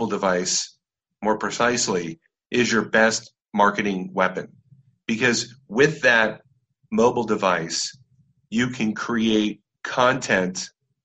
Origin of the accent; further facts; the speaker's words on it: Orange County, California, United States; I grew up in Orange County, California